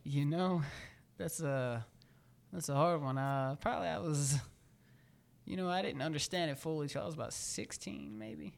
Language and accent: English; Carrollton, Georgia, United States; also born or lived in Gonzales, Louisiana / Baton Rouge, Louisiana; now in Atlanta, United States; I was born i, in Carrollton, Georgia